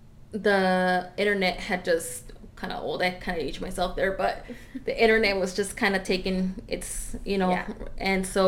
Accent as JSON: {"language": "English", "area": "Orange County", "region": "California", "country": "United States", "tie": "born or raised there", "also_born_or_lived": "Riverside, California", "said": "we moved from Orange County to Riverside"}